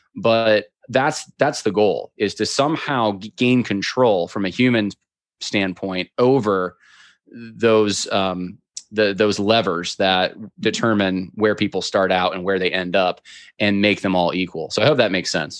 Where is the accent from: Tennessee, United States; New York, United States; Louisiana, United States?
New York, United States; upstate; now in Virginia, United States; I grew up in upstate New York